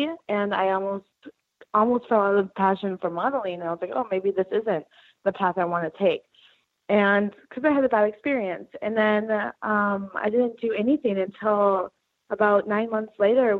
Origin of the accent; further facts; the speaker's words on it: Wisconsin, United States; Western Wisconsin.